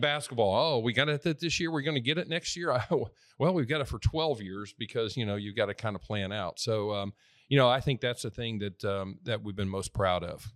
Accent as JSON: {"language": "English", "town": "Middletown", "region": "Indiana", "country": "United States", "tie": "born or raised there", "also_born_or_lived": "Virginia", "moved": "as an adult", "lives_now": "Nashville, United States", "said": "A little small town called Middletown, which is, uh, about thirty miles northeast of Indianapolis by Anderson and Muncie and Newcastle and, and, uh, yeah, grew up there"}